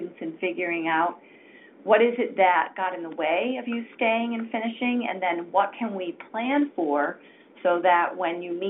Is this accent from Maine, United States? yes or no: yes; Maine, United States; moved away; I'm a Mainer, so delighted to have you on the call. I grew up in Maine myself and went to college in Maine